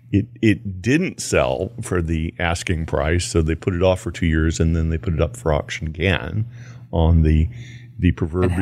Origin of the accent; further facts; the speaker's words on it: Houston, Texas, United States; I grew up in Houston near Poor Farm Ditch